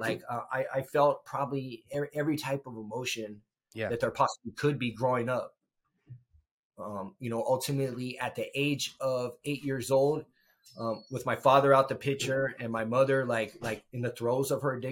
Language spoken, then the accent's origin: English; Los Angeles, California, United States; I grew up in the San Fernando Valley